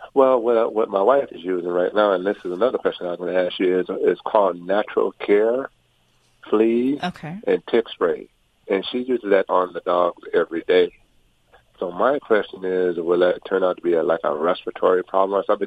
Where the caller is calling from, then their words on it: Orange County, California, United States; I'm calling from Orange County, California